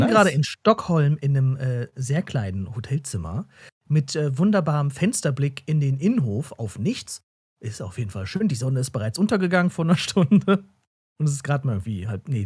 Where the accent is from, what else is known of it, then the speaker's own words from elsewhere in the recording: Berlin, Germany; Also als Berliner denkt man so, hä, warum ist denn das hier so spärlich beleuchtet?